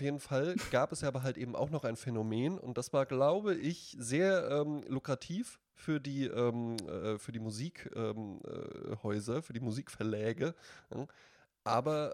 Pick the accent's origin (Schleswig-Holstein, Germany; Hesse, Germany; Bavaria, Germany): Hesse, Germany; Central; ich komme aus Mittelhessen